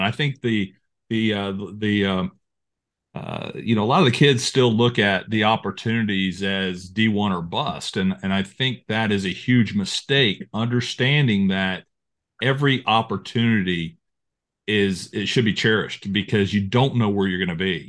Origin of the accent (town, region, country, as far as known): Apopka, Florida, United States; born or raised there